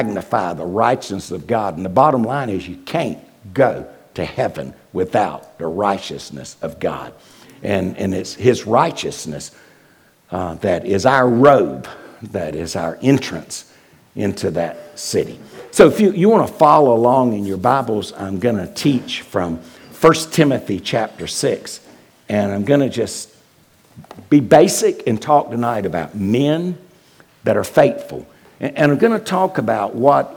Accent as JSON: {"language": "English", "town": "Wilmington", "region": "North Carolina", "country": "United States", "moved": "yes", "lives_now": "northwest of Atlanta, United States", "said": "I'm from Wilmington, North Carolina"}